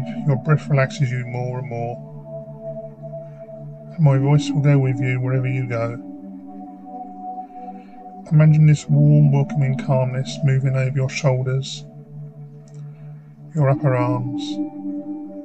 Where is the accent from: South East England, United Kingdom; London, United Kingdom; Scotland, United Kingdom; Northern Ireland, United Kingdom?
South East England, United Kingdom; Faversham; I now work for my hometown in Faversham, Kent